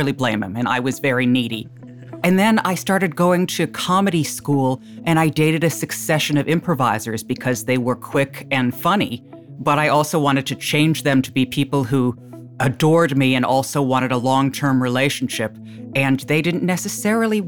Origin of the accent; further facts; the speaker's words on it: Short Hills, New Jersey, United States; I'm from Short Hills, New Jersey